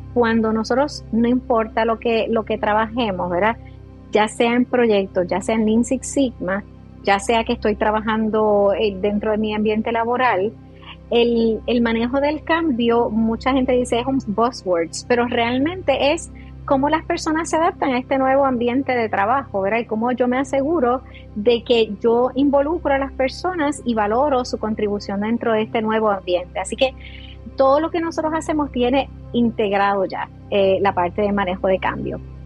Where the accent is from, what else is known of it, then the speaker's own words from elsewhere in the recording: San Sebastián, Puerto Rico; nací en el área oeste, soy de San Sebastián de las Vegas del Pepino, acá en Puerto Rico